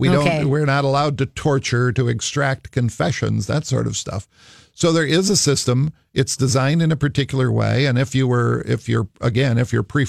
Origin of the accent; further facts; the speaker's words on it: Minnesota, United States; Of course I was in Minnesota. I'm a Minnesotan.